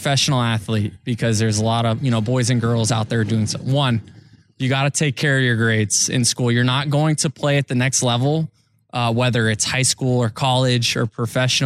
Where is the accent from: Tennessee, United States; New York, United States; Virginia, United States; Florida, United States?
Florida, United States; Tampa Bay; I'm playing Major League Baseball in my hometown for a team that I grew up rooting for.